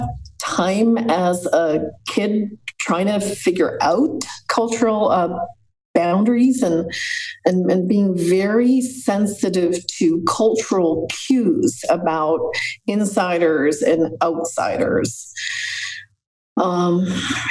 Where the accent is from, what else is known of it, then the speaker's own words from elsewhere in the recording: Montreal, Quebec, Canada; I grew up in Montreal in Canada at a very turbulent time politically